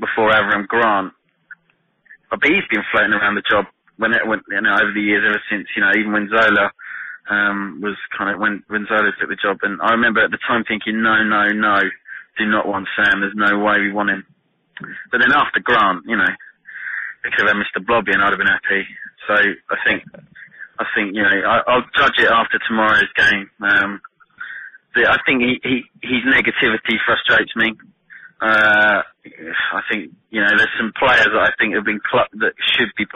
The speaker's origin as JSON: {"language": "English", "town": "Rayleigh", "region": "East of England", "country": "United Kingdom", "tie": "born or raised there", "said": "I was born and bred in Rayleigh, fairly in Essex."}